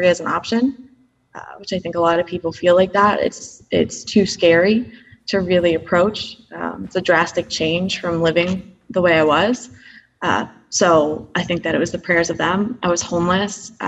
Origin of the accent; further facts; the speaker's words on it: New York, United States; I grew up in New York